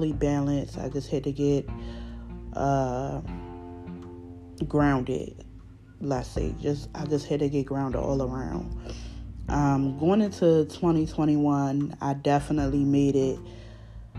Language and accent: English; Baltimore, Maryland, United States; accent: Baltimore; I'm from Baltimore, y'all. So, y'all know my accent a little thick